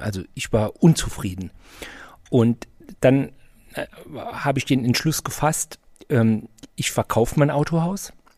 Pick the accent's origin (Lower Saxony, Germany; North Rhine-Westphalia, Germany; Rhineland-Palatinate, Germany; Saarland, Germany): Saarland, Germany; Saarbrücken; ich komme aus Saarbrücken